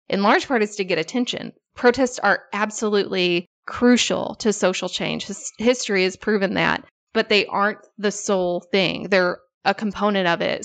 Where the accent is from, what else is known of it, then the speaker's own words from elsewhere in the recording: Illinois, United States; childhood growing up in Illinois.